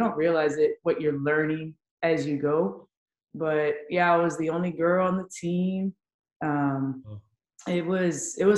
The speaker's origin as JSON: {"language": "English", "town": "San Antonio", "region": "Texas", "country": "United States", "tie": "born or raised there", "said": "San Antonio, born and raised"}